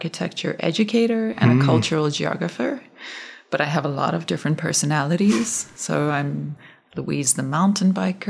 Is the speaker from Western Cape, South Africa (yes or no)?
yes; Cape Town, Western Cape, South Africa; moved away as an adult; now in Denver, United States; So I grew up in Cape Town in South Africa